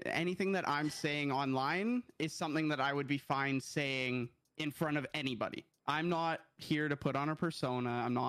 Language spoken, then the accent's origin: English; Canada; I am 23, going on 13, just like I said before. I'm from Canada